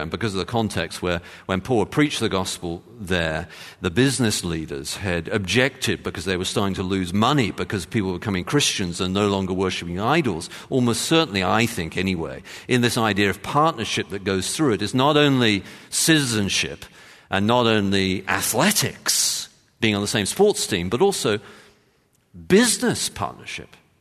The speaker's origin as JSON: {"language": "English", "region": "London", "country": "United Kingdom", "said": "I'm from London"}